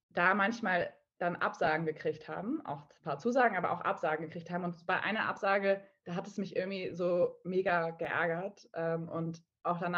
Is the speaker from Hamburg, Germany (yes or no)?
yes; Hamburg, Germany; ich komme ursprünglich aus Hamburg, also äh, in Nordlicht und war aber zehn Jahre lang äh, so ein bisschen auf der Welt unterwegs, in der Welt unterwegs und bin jetzt wieder zu meinen Wurzeln zurückgekehrt und lebe jetzt auch aktuell wieder in Hamburg